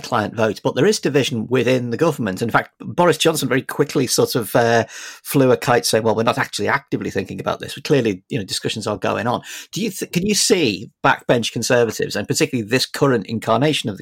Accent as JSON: {"language": "English", "area": "Merseyside", "region": "North West England", "country": "United Kingdom", "tie": "born or raised there", "moved": "yes", "lives_now": "London, United Kingdom", "said": "I grew up on Merseyside"}